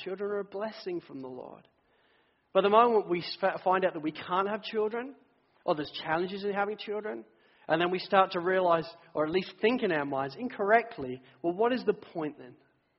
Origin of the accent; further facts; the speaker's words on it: England, United Kingdom; now in Sydney, Australia; I came from England. We were all in recession. I just sold my house in the UK last week.